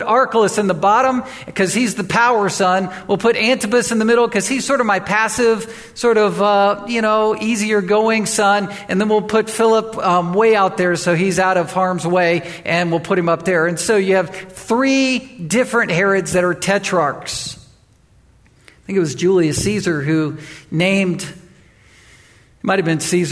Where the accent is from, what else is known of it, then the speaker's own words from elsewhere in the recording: Chesapeake, Virginia, United States; also born or lived in Wilmington, Delaware; raised in Chesapeake, Virginia, and then Virginia Beach. And that's where I mark my childhood days